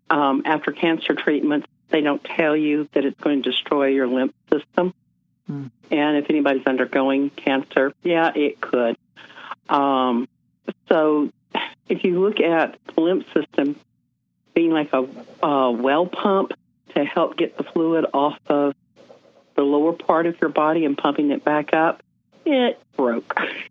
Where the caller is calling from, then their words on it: Salt Lake City, Utah, United States; So I'm coming from Salt Lake. Let's just say I am not impressed with Utah's medical field. I'm not from Utah, and when I can get out of here, I will.